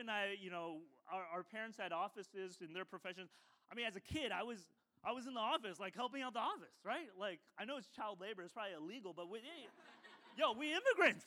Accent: United States; I was born in the States

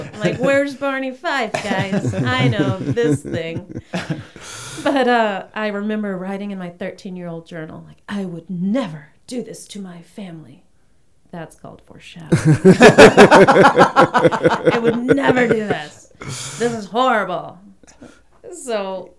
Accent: Bangkok, Thailand; So, I mean, when I think of growing up in Bangkok, it was a very idyllic childhood.

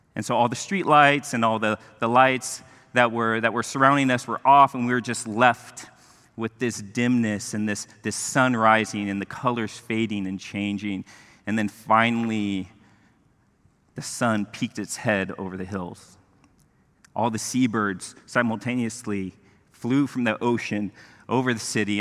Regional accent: Mexico; moved away; I grew up in Mexico

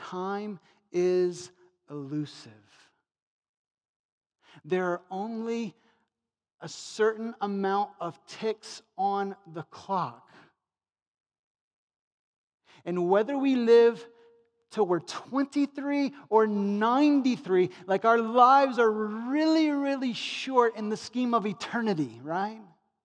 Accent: United States; Because we're American materialists wrapped up in our money.

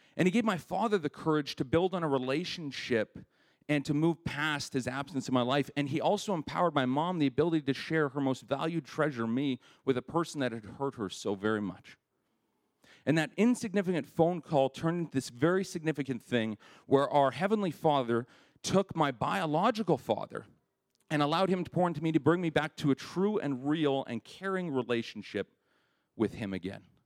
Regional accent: Winnipeg, Manitoba, Canada; I grew up in Winnipeg

